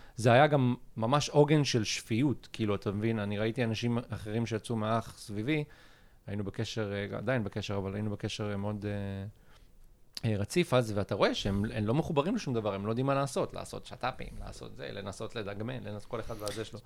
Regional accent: Ashdod, Southern District, Israel; אני מאשדוד

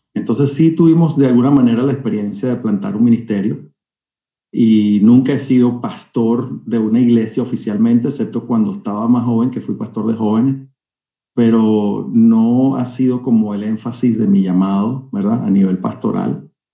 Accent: Caracas, Capital District, Venezuela; now in California, United States; Yo soy caraqueño, nacido en Caracas

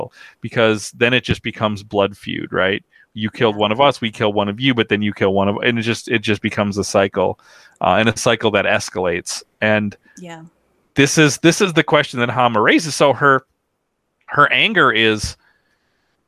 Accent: United States; as an American

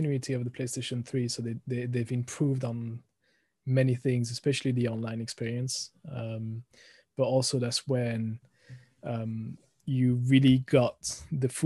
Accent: France; accent: thick French; English is a second language; moved away as an adult; now in United Kingdom

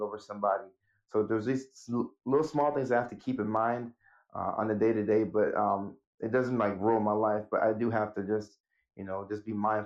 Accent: Nashville, Tennessee, United States; also born or lived in Ghana / Norway; the family moved in 1999 to Nashville, Tennessee.

